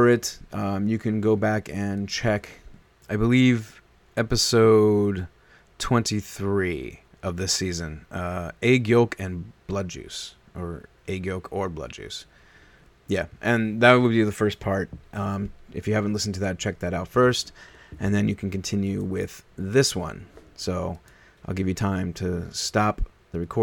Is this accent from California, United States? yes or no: no; Omaha, Nebraska, United States; moved away as an adult; also born or lived in New York; my formative years in like high school and stuff like that, and junior high and even late grade school, that was all Nebraska.